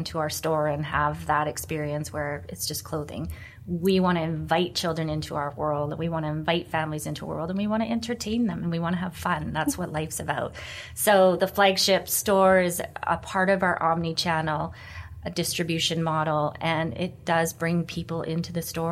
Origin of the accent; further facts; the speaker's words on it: Vancouver, British Columbia, Canada; I'm born and raised in Vancouver